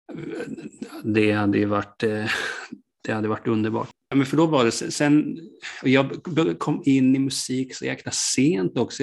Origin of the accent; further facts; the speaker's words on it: Hultsfred, Kalmar County, Sweden; moved away; Jag kommer ju från början från Hultsfred